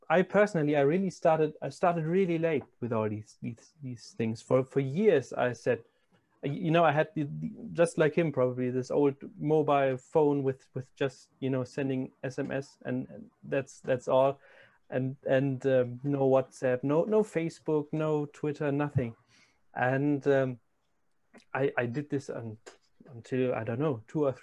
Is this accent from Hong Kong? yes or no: no; Brazil; I'm from Brazil